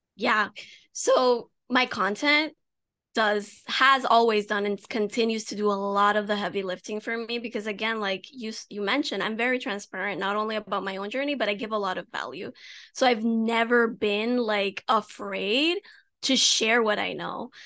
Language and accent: English; United States; I have Dominican parents, even though I was born in the States